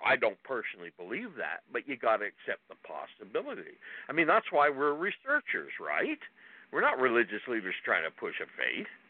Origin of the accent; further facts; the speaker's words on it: Ontario, Canada; now in British Columbia, Canada; I grew up in Ontario, so I knew Ontario in Canada